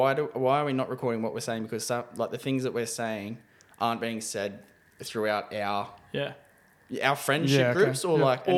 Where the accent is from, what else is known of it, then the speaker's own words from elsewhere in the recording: Newcastle, New South Wales, Australia; also born or lived in Belmont; I was born in John Hunter Hospital.